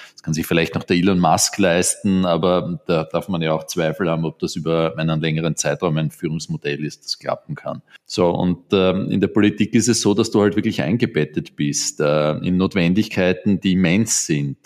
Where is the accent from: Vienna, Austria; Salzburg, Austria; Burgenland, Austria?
Vienna, Austria; Ich bin in Wien in Österreich aufgewachsen. Ich glaube, ein ziemlich typisches Exemplar eines Wieners.